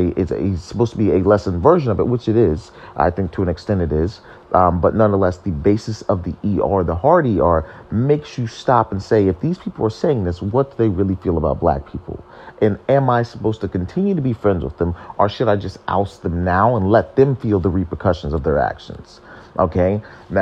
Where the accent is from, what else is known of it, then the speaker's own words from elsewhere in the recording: Ohio, United States; I am born and raised in America, in Ohio